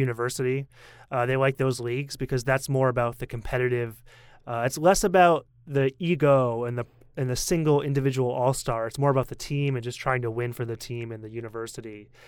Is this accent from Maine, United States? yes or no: yes; Portland, Maine, United States; I'm from Portland, Maine